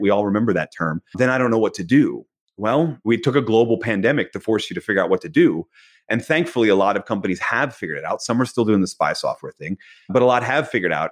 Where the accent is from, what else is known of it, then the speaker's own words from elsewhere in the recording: Philadelphia, Pennsylvania, United States; I was born in Philadelphia.